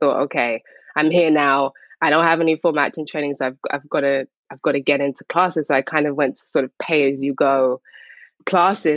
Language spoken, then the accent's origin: English; Harrow, London, United Kingdom; also born or lived in St. Lucia / Barbados; I'm from England